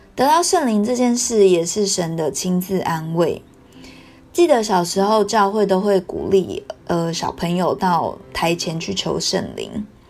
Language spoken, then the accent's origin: Chinese; Taiwan; 还记得我小时候，九二一地震之后，台湾时常有地震的发生